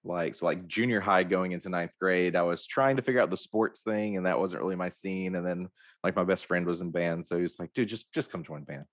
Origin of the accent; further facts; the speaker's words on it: Hope, Arkansas, United States; I grew up in Hope